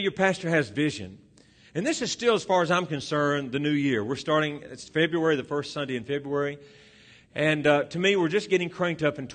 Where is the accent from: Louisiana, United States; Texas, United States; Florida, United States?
Louisiana, United States; moved away; I'm originally from Louisiana